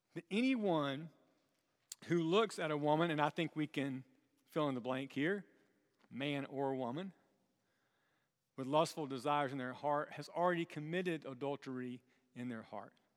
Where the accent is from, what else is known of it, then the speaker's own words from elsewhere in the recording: South Carolina, United States; moved away; growing up in South Carolina